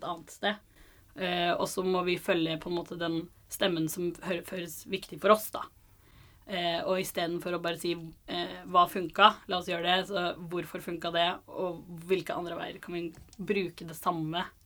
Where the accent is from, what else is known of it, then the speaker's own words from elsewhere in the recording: Stavanger, Rogaland, Norway; jeg er fra Stavanger. Født og oppvokst eh, der.